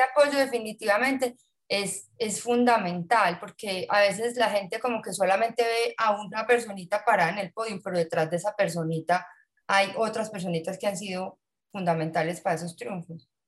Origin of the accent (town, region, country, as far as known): Antioquia, Colombia